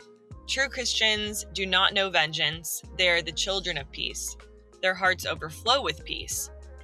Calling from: Los Angeles, California, United States; I'm joining you from Los Angeles, California.

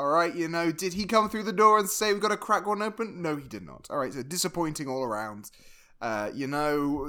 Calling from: Toronto, Ontario, Canada; Jamie, I'm recording from Toronto, all right? So here we say, all right, hey, how you doing?

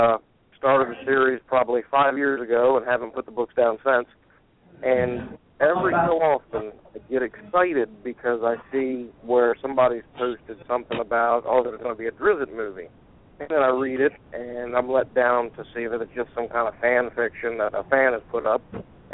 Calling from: Delaware, United States; I'm calling from Delaware

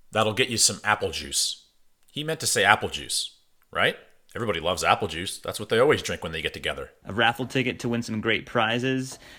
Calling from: Eden, Utah, United States; also born or lived in Colorado; from Eden, Utah here. I want to give a shout out to Nordic Valley, the smallest ski area in Utah. Um, I moved here from Colorado.

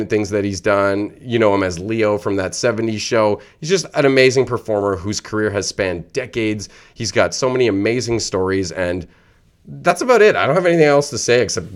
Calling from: Ottawa, Ontario, Canada; Calling from Ottawa.

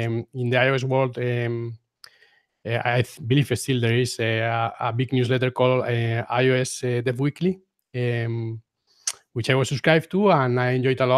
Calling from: Guadalajara, Castilla-La Mancha, Spain; I am podcasting from Guadalajara, Spain. So that's like 50 kilometers away from Madrid in the center of Spain.

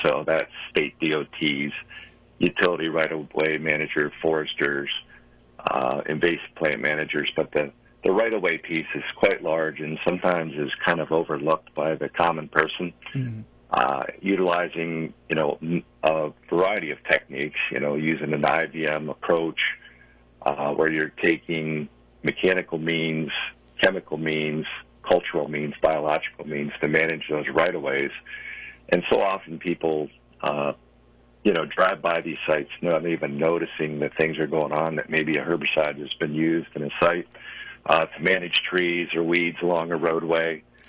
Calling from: West Chester, Pennsylvania, United States; I live in Westchester, Pennsylvania.

